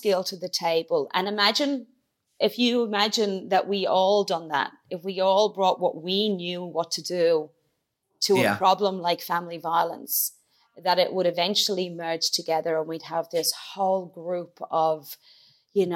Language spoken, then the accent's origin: English; Ireland; also born or lived in Dublin / County Kilkenny; I'm from Dublin, but I grew up in County Clare and Kilkenny